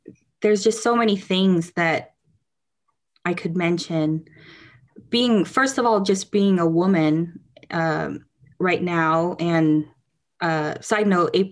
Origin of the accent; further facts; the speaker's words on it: United States; we're both Asian American, like, we were both born here